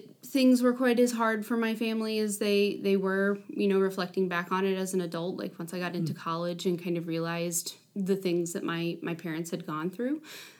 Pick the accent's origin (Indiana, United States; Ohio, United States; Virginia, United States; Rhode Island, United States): Indiana, United States; Spencer; moved away as an adult; also born or lived in Las Vegas; now in Evansville, United States; I grew up actually in Spencer, Indiana, which is a population of 2,500, middle of nowhere, small country town. It is about half an hour west of Bloomington, Indiana. So we're talking South Central Indiana.